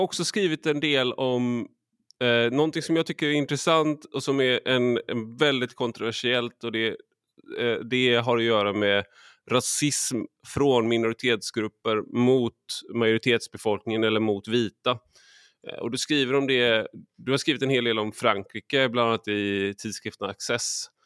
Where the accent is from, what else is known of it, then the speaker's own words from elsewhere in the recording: Sweden; som svensk